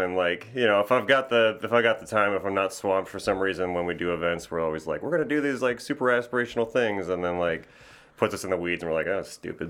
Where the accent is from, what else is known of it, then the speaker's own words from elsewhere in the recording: New Berlin, Wisconsin, United States; New Berlin, Wisconsin. It was like a suburb of Milwaukee.